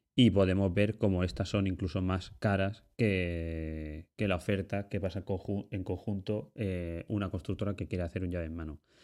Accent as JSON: {"language": "Spanish", "town": "Ibi", "region": "Valencian Community", "country": "Spain", "said": "yo soy de un pueblecito de, Alicante que se llama Ibi"}